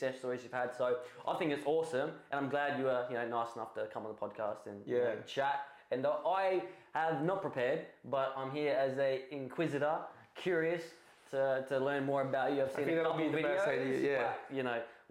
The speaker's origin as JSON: {"language": "English", "town": "Adelaide", "region": "South Australia", "country": "Australia", "said": "Adelaide. I'm from Adelaide"}